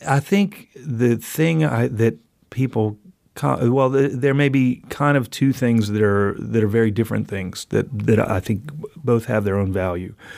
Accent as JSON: {"language": "English", "town": "New Orleans", "region": "Louisiana", "country": "United States", "tie": "born or raised there", "also_born_or_lived": "Athens, Georgia", "moved": "yes", "said": "New Orleans, which is my hometown."}